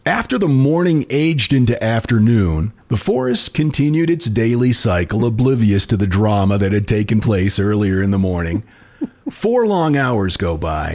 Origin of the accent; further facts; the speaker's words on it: Houlton, Maine, United States; Autumn was a magical time of year in my hometown of Holton, which is less than a mile from the Canadian border